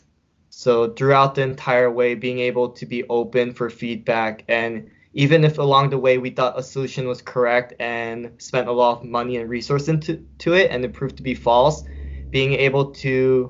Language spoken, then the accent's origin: English; California, United States; also born or lived in upstate New York; now in New York, United States; I grew up in California, I love the ocean